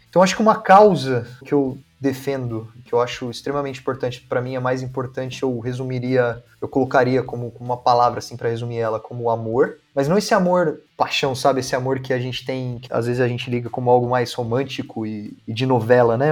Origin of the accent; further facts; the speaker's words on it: Campinas, São Paulo, Brazil; aqui por Campinas, eu sou de Campinas